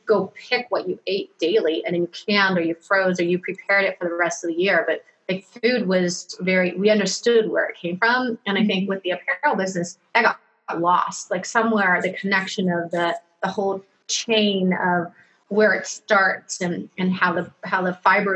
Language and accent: English; Ohio, United States; now in West Coast, United States; I'm from Ohio